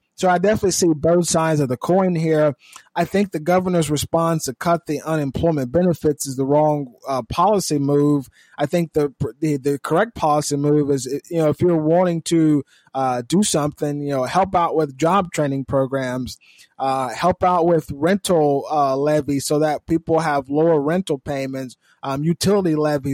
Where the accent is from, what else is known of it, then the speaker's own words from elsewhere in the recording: California, United States; I'm from California